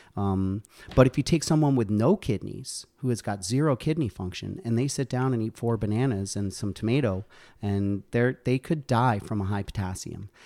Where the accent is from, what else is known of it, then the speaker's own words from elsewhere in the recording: Ossining, New York, United States; moved away as an adult; also born or lived in Connecticut / Albany, New York; now in Plattsburgh, United States; I grew up in Westchester Downstate in Ossining.